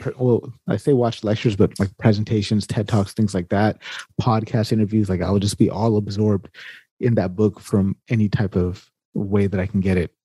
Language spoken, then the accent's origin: English; California, United States; I grew up in California